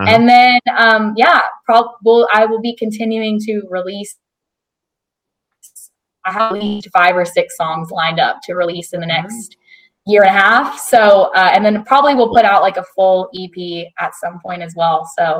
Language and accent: English; Texas, United States; I'm from Texas, grew up kind of in Texas. So I love Tex-Mex and authentic Mexican food.